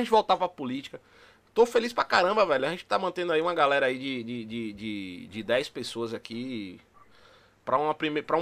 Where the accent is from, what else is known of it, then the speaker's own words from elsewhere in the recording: Bahia, Brazil; Que pra quem não sabe, eu também sou baiano, chamo Tiguinho de, de, de da Bahia, mas eu também sou